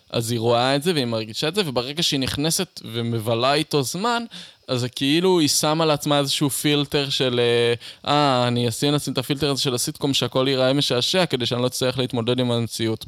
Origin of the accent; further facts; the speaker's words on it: Beersheba, Southern District, Israel; also born or lived in Eilat; גדלתי בבאר שבע ואז באילת